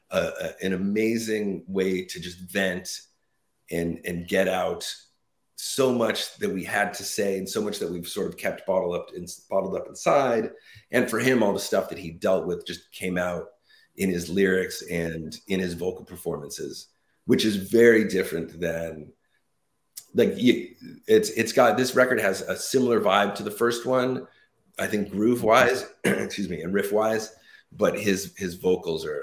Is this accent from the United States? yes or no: yes; West Coast, United States; now in New Jersey, United States; I'm in New Jersey now. We're both from the West Coast, but Mark's in New York now.